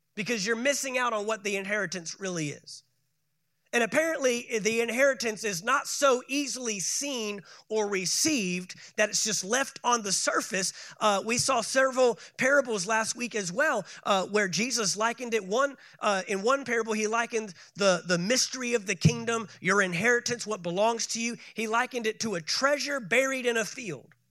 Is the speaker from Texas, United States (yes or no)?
yes; Texas, United States; moved away; my home state of Texas